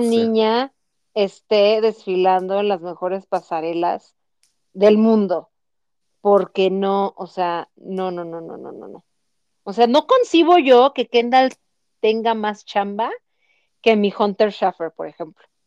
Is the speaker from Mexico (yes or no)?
yes; Mexico City, Mexico; now in Guadalajara, Mexico; los chilangos somos no queridos en muchas partes de nuestra bella República Mexicana